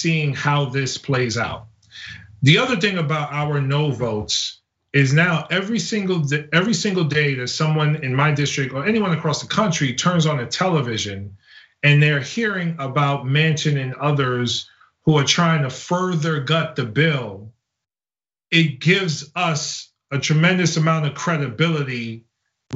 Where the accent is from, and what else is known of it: United States